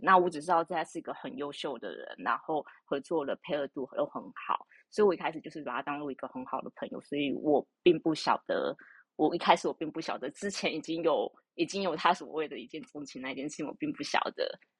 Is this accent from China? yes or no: no; Taiwan; 我们台湾这边的户籍成本